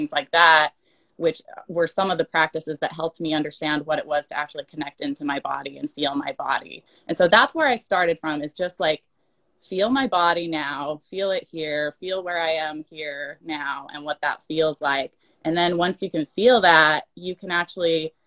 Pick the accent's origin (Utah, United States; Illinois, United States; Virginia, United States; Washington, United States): Utah, United States; now in Portland, United States; I come from Utah. I live in Portland now.